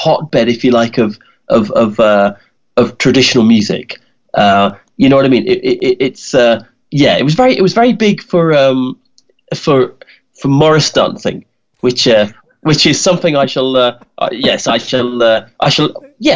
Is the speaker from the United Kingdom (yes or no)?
yes; Kent, South East England, United Kingdom; moved away as an adult; also born or lived in Donegal, Ireland; now in Kent, United Kingdom; I was born in Kent. Kent is a little county in England.